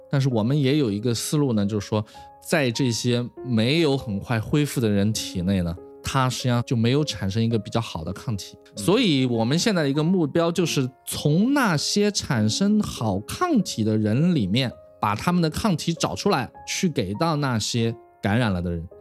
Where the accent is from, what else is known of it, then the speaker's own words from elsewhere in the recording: China; also born or lived in United States; 我是中国人嘛，我是在 Michelle 实验室，又跟 Charlie Rice 合作，然后我又回到中国